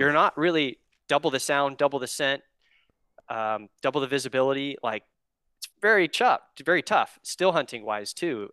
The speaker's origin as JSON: {"language": "English", "region": "Oregon", "country": "United States", "tie": "born or raised there", "said": "I'm from Oregon, born and raised here"}